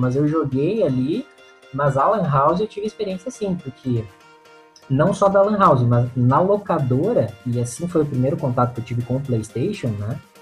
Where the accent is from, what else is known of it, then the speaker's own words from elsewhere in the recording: Pato Branco, Paraná, Brazil; eu nasci, é, cresci aqui, vivi minha vida toda em Pato Branco